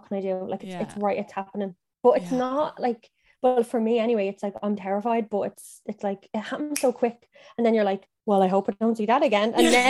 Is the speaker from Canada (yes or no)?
no; Ireland; moved away as an adult; also born or lived in County Meath; now in Dublin, Ireland; So we're from Dublin, but I grew up in Meath and then I grew up in Cavan and now I'm back in Dublin.